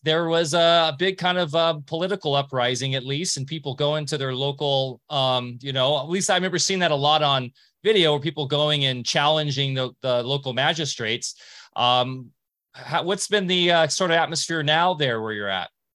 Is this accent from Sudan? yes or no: no; Huntington Beach, California, United States; I grew up in Orange County, California, like Beach City, Huntington Beach